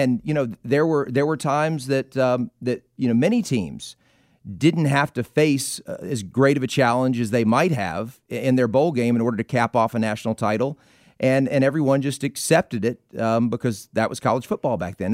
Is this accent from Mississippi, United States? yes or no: yes; Mississippi, United States; I was growing up in Mississippi